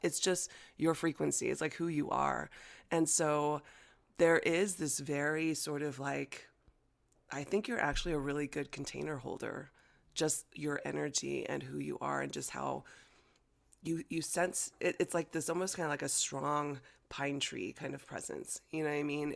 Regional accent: United States; first language Chinese; English is a second language; American born Chinese, growing up in America, and, you know, Chinese was my first language, but obviously, I quickly learned English

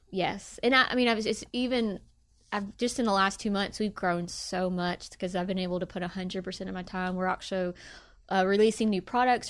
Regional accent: Bartlett, Tennessee, United States; I grew up in Bartlett, Tennessee

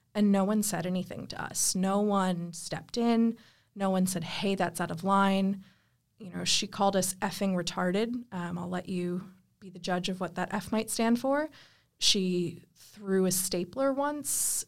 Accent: United States; now in Australia; as an American

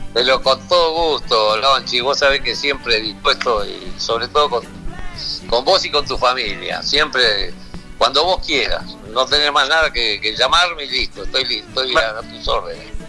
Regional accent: Reconquista, Santa Fe, Argentina; yo nací en Reconquista, también mi, pueblo, digamos, mis raíces, provincia de Santa Fe

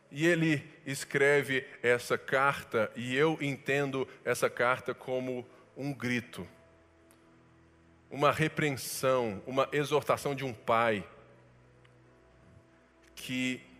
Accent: Brazil; Nós somos brasileiros

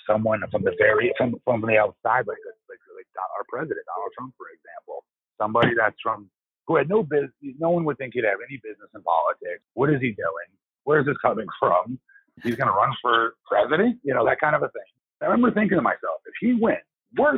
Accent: Longwood, Florida, United States; That's my hometown. That's where I'm raising my son now.

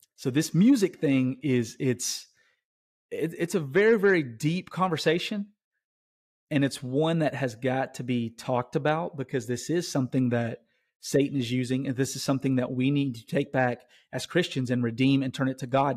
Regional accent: Tennessee, United States; I'm from Tennessee

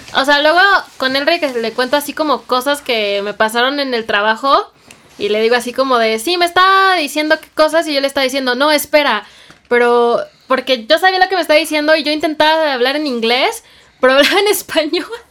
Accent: Mexico; accent: Mexican; yo sé que soy mexicana y que tal vez no pronuncio pues de la misma forma

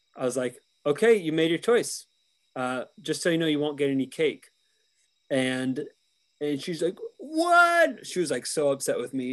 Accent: United States; as an American

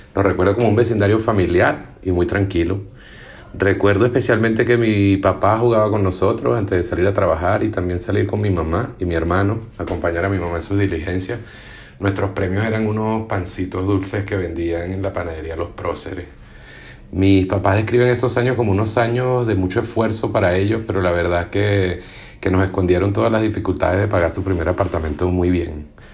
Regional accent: Caracas, Capital District, Venezuela; now in Canada; Nací en Caracas en diciembre de 1980 en el Instituto Diagnóstico de San Bernardino. Y allí mismo en San Bernardino viví los primeros años de mi vida

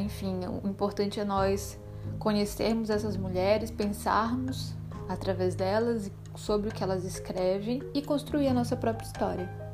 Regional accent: Belém, Pará, Brazil; born or raised there; now in Salvador, Brazil

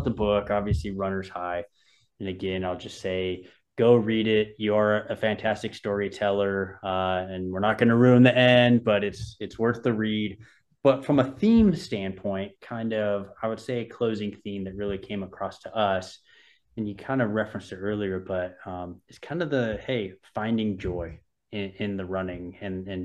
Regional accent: Southern California, United States; I grew up in Southern California

